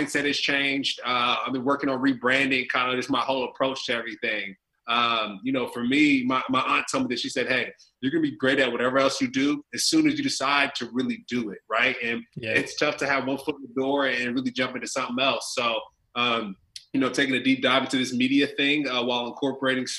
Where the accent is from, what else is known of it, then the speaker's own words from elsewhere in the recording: California, United States; moved away as an adult; now in Tampa, United States; we're both from California.